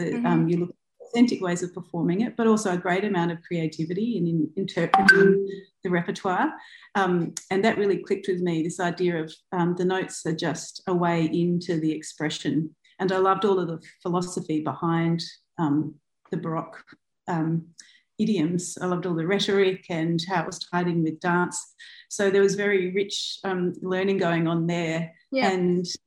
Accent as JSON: {"language": "English", "town": "Adelaide", "region": "South Australia", "country": "Australia", "tie": "born or raised there", "said": "I was born on Kaurna land in Adelaide. Yep. And I went to school there."}